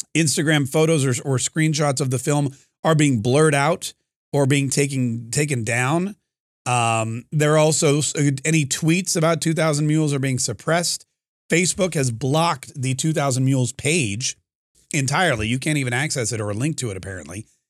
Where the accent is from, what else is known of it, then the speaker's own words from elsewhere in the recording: North Carolina, United States; now in Florida, United States; I grew up in North Carolina